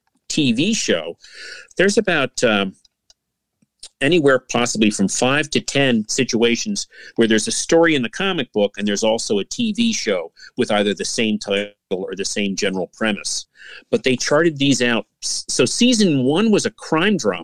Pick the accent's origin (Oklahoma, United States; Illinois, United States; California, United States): Illinois, United States; outside of Chicago; moved away; as a child, my family and I, we lived in outside of Chicago from 1958 to 1970